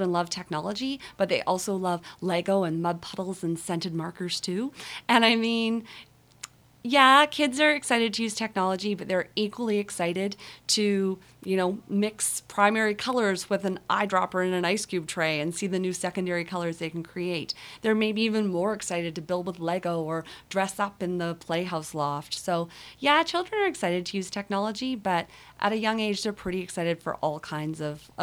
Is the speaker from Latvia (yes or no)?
no; Kenton, Manitoba, Canada; moved away as an adult; now in Victoria, Canada; I was born in Kenton, Manitoba, and I always kind of laugh and say I'll probably die there too